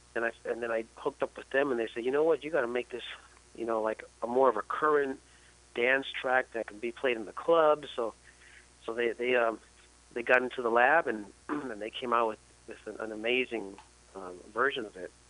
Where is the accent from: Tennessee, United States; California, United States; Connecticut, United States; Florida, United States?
California, United States; San Francisco; I am a native of San Francisco.